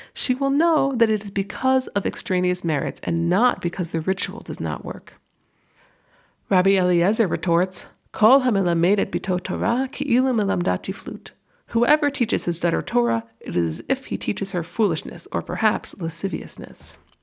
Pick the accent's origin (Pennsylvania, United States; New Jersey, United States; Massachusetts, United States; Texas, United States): Massachusetts, United States; near Boston; now in New York, United States; When I was around middle school age, growing up near Boston